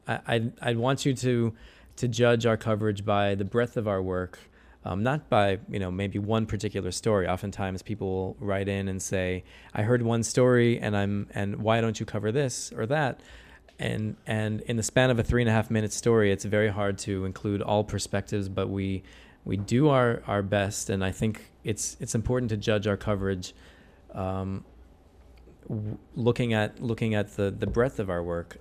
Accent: St. Louis, Missouri, United States; moved away as an adult; now in Jerusalem, Israel; Saint Louis is my home and will always be my home

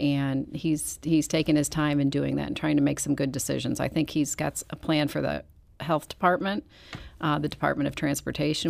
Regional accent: Manchester, Missouri, United States; I grew up in Manchester

